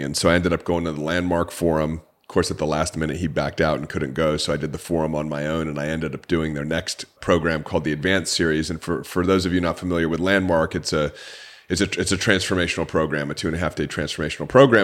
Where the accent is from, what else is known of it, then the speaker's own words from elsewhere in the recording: Orange County, California, United States; I grew up in Orange County, California, an upper middle class family